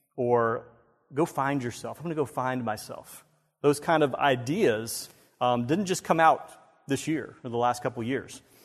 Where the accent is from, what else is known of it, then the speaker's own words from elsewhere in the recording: Myrtle Beach, South Carolina, United States; I grew up in Myrtle Beach